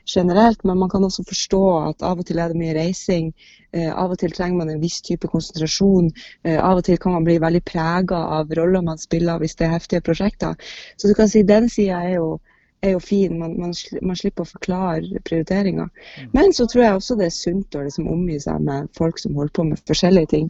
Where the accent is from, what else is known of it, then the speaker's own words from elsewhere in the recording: Bodø, Nordland, Norway; moved away; når jeg kommer fra Bodø, og når jeg var liten, så var det jo Riksteatret og Nordland Teater som var liksom det som, det som var av, av teatertilbud